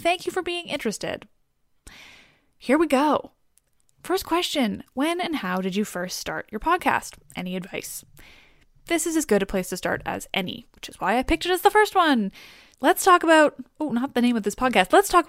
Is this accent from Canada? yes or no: yes; West Coast, Canada; also born or lived in Toronto; now in Vancouver, Canada; I grew up on the West Coast, where we don't get either of those things and somehow are still Canada, and my body has never adapted